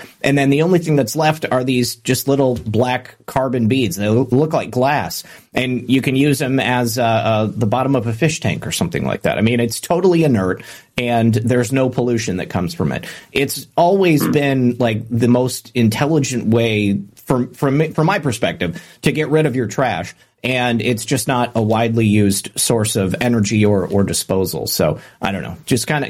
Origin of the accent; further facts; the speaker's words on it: Michigan, United States; Growing up in Michigan